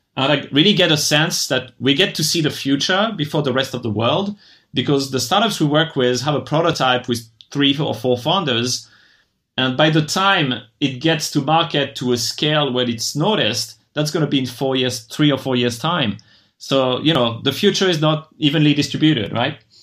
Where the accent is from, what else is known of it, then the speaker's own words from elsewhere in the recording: France; moved away as an adult; also born or lived in Japan; I'm originally from France, and when I graduated, I wasn't too excited about working in France